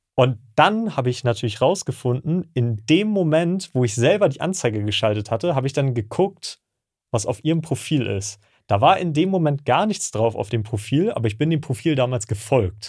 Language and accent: German; Hamburg, Germany; ich komme ja aus Hamburg